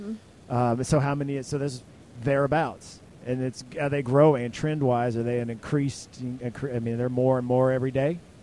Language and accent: English; Texas, United States; I'm from Texas